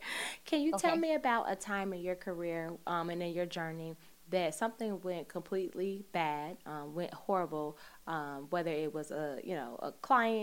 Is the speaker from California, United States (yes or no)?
no; Chicago, Illinois, United States; now in New York, United States; I'm originally from Chicago